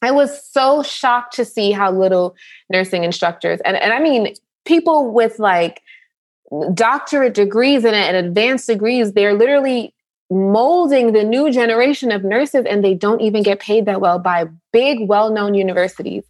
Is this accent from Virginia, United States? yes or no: no; New York, United States; I grew up in New York